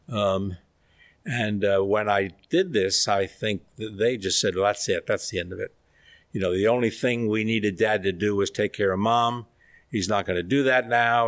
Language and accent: English; New York, United States; we grew up in New York in a very old world environment